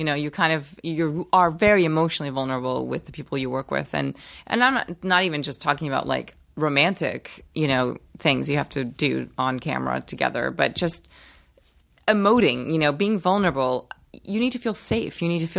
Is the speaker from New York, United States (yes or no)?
yes; New York City, New York, United States; also born or lived in Brazil; New York City. I moved there when I was 7 from Brazil. I was born in Brazil. Spent that part of my life there.